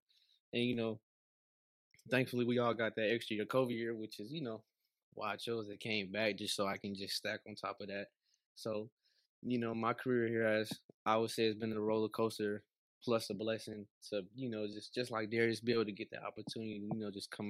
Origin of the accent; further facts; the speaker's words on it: Atlanta, Georgia, United States; moved away as an adult; now in Columbia, United States; I'm from Atlanta, Georgia, from the city